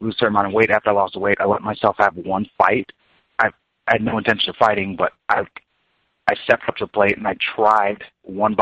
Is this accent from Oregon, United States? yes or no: no; Long Island, New York, United States; moved away as an adult; also born or lived in Kansas City; now in Lenexa, Kansas, United States; I was originally from Long Island, New York, but I call Kansas City home. I lived in New York till I was about 18